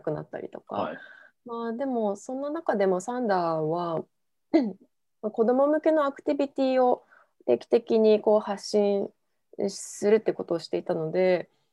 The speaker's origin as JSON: {"language": "Japanese", "country": "Japan", "tie": "born or raised there", "first_language": "Japanese", "moved": "as an adult", "lives_now": "Oklahoma City, United States", "said": "日本で生まれて日本で育ってるんで完全に日本語が第一言語なので"}